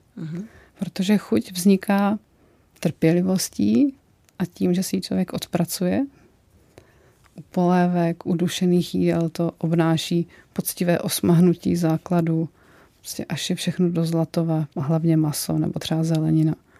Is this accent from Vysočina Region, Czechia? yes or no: yes; Vysočina Region, Czechia; Já opravdu pocházím z Vysočiny a Vysočina je bramborářský kraj